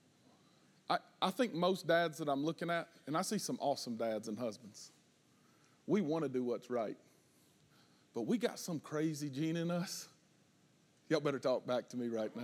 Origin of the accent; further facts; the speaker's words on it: the South, United States; we're from the South